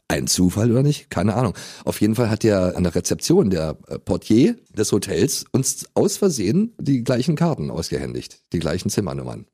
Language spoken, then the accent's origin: German; Berlin, Germany